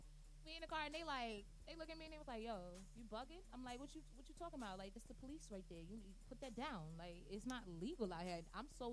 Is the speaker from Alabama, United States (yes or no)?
yes; Mobile, Alabama, United States; moved away as an adult; also born or lived in Manhattan, New York; now in New York, United States; I was actually raised over there, and up until the age of 9, and then at the age of 9, I moved down to Alabama, and I've been down south